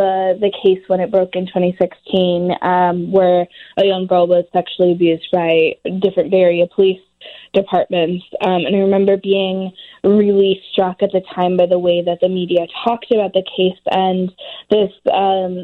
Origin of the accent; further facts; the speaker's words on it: Oakland, California, United States; I was born and raised in Oakland. I still live here.